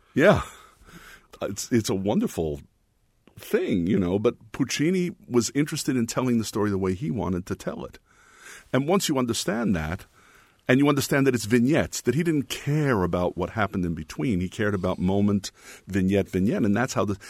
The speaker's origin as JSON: {"language": "English", "town": "Jersey City", "region": "New Jersey", "country": "United States", "tie": "born or raised there", "also_born_or_lived": "New York", "said": "I was born in Jersey City"}